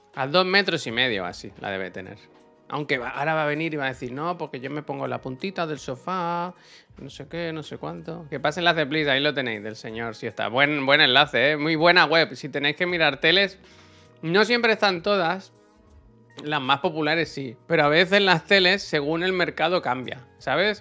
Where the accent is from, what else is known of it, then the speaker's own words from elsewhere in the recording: Spain; Si yo te escribo desde España